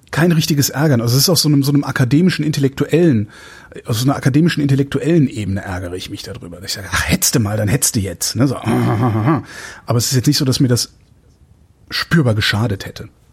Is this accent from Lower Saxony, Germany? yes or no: no; Cologne, North Rhine-Westphalia, Germany; now in Berlin, Germany; wenn ich jetzt so meine Heimatstadt nehme, Köln